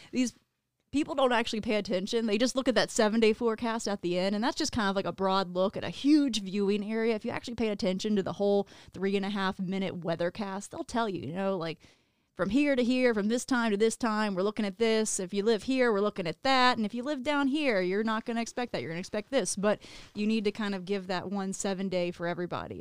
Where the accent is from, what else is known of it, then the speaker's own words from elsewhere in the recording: Virginia, United States; moved away; I was born and raised in Virginia.